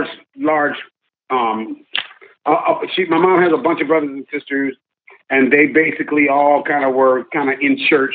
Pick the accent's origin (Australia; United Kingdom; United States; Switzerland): United States; Los Angeles, California; I'm born and raised in Los Angeles